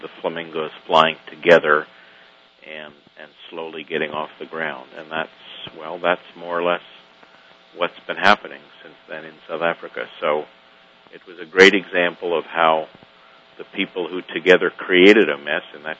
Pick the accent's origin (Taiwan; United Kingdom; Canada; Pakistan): Canada; now in United States; I'm a Canadian living in the United States